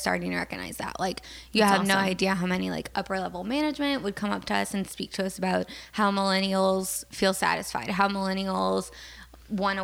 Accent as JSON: {"language": "English", "town": "New Orleans", "region": "Louisiana", "country": "United States", "tie": "born or raised there", "moved": "yes", "said": "I was born and raised in New Orleans"}